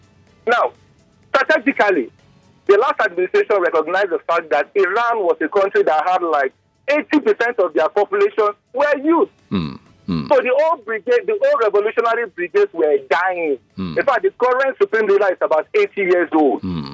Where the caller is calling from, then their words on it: Ikeja, Lagos, Nigeria; I'm calling from Ikeja.